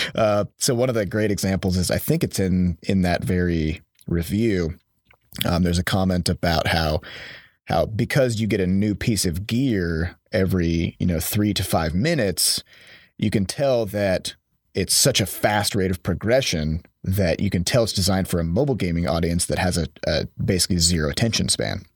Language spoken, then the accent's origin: English; Iowa, United States; now in St. Louis, United States; I'm from Iowa, and there's just no games industry to speak of there